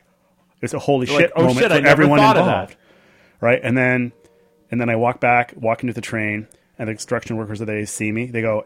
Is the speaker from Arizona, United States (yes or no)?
no; California, United States; I go over and I walk into the bar, and I lead off with, "Hi, I'm from California, and I have a strange question for you.